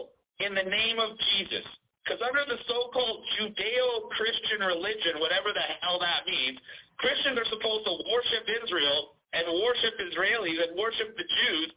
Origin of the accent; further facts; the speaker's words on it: Toronto, Ontario, Canada; now in Bogota, Colombia; I'm hailed from Toronto, Ontario, Canada. I was born and raised there